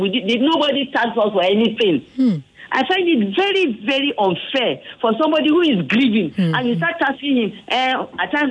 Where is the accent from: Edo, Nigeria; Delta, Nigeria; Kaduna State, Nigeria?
Kaduna State, Nigeria; now in Lagos, Nigeria; I am from Southern Kaduna